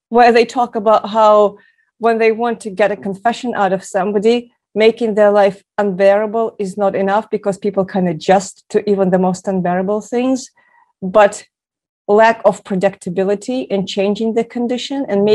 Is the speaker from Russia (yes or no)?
yes; Moscow, Russia; moved away; Growing up in Moscow, I grew up on movies about World War II